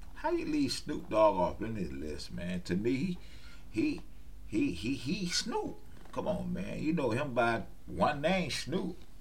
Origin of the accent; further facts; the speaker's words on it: West Palm Beach, Florida, United States; I was born and raised in West Palm Beach